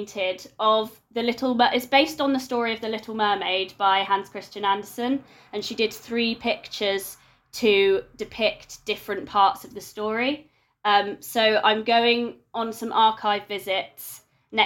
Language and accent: English; London, United Kingdom; moved away as an adult; now in Exeter, United Kingdom; I'm a Londoner